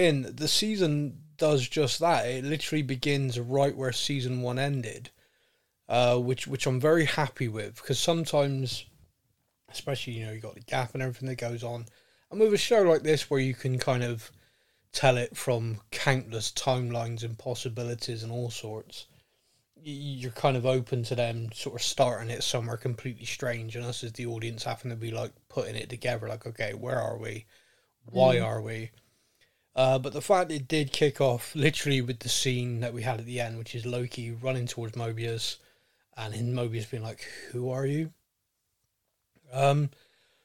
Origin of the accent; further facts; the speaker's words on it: Bristol, South West England, United Kingdom; I'm being from Bristol